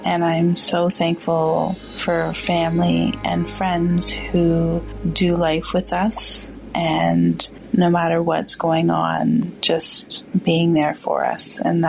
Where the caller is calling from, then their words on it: Ontario, Canada; from Ontario, Canada.